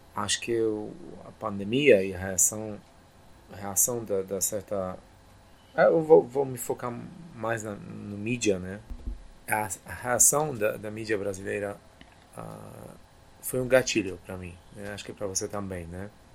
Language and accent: Portuguese; Poland; Portuguese is a second language; moved away; also born or lived in Germany / United States / Brazil; nasci e cresci na Polônia